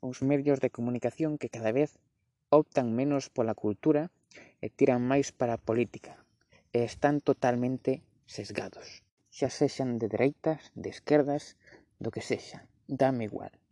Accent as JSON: {"language": "Galician", "region": "Galicia", "country": "Spain", "said": "eu son galego por obra e graza do idioma."}